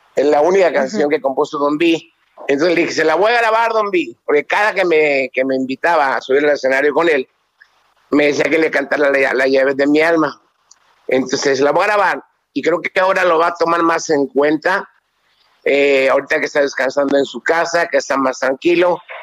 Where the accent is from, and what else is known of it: Mexico